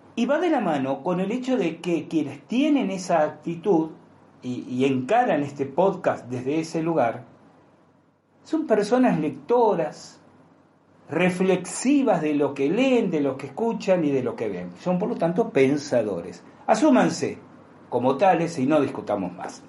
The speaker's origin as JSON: {"language": "Spanish", "country": "Argentina", "said": "como argentinos"}